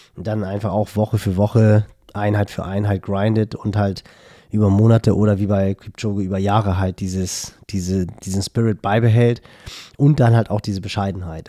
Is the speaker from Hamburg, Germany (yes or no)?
yes; Hamburg, Germany; woher ich halt komme. Ich so, ja, Hamburgo.